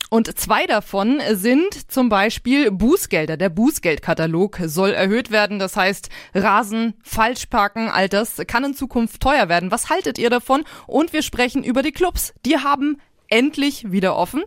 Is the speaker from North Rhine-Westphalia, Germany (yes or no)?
no; Lower Saxony, Germany; now in Bavaria, Germany; in meiner Heimat Niedersachsen